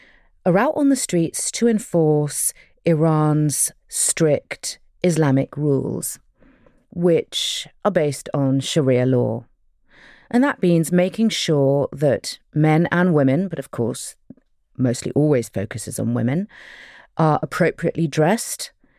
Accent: United Kingdom; I'm …, and I'm a British-Iranian journalist, documentary maker, and author.

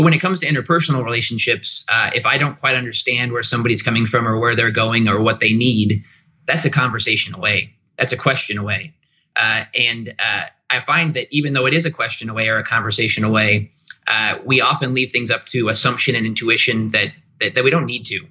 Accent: Goshen, Indiana, United States; I hail from Goshen, Indiana, which is about 3 hours north of Indianapolis, but I've lived in Indy for nearly a decade

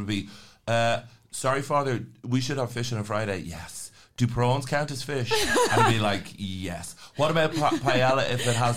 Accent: Ireland; One of the key things of growing up in Ireland was that it really equipped you with cynicism from a very early age

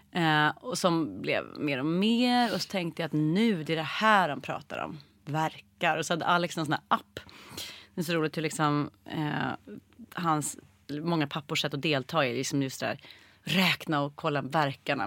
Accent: Stockholm, Stockholm County, Sweden; jag föddes på SÖS

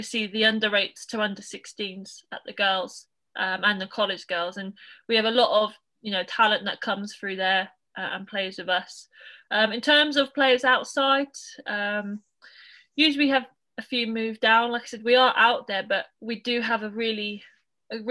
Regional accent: Norwich, East of England, United Kingdom; also born or lived in United States; I'm from Norwich, grew up in Norwich

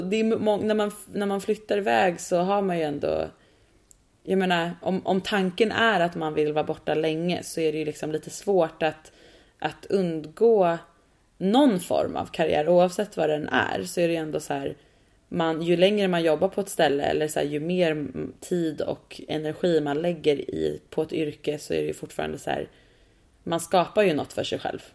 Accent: Sweden; also born or lived in New York; jag som svensk

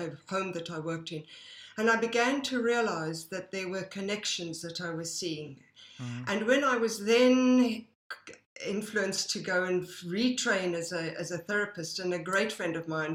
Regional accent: South Africa; moved away as an adult; now in United Kingdom; I grew up in South Africa

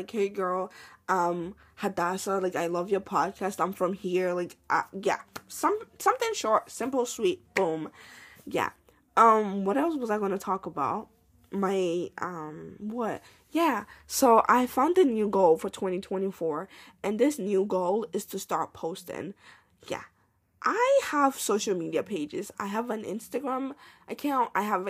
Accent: Côte d’Ivoire; Like, I identify as an Ivorian. Like, I'm from Ivory Coast. I'm Ivorian now.

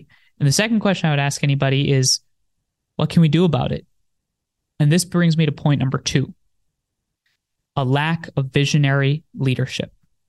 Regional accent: New Jersey, United States; born there; also born or lived in India; I'm 24 years old. I was born in New Jersey. I lived in India for some time with my grandparents when my parents lived out in the US. Then I moved back, moved around every 2 years until high school.

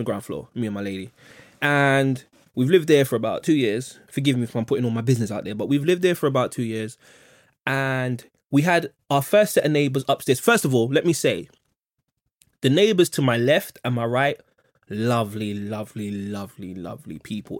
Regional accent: London, United Kingdom; I grew up in Kensal Rise in the eighties

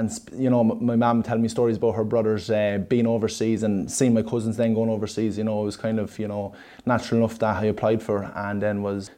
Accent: Monasterevin, Leinster, Ireland; now in Portarlington, Ireland; I'm originally from Monstrevin, County Kildare, and I'm living in Port Arlington

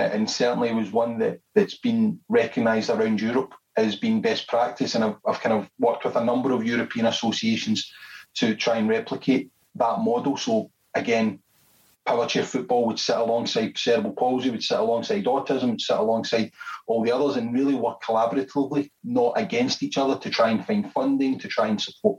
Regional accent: Scotland, United Kingdom; I'm from Scotland

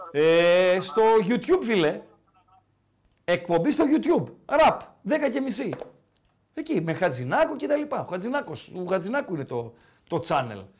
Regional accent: Tripoli, Peloponnese, Greece; moved away as an adult; now in Thessaloniki, Greece; Από πού είσαι, αν επιτρέπετε. Από Τριπολιτσά, όπω λε.

